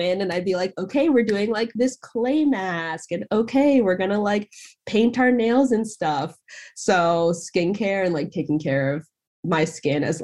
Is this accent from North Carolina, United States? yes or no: no; Pennsylvania, United States; I grew up in Pennsylvania